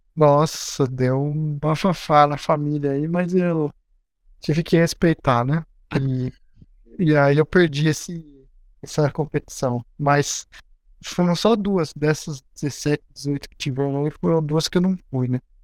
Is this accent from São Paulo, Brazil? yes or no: yes; Agudos, São Paulo, Brazil; Eu nasci no interior do estado de São Paulo, numa cidade bem pequena chamada Agudos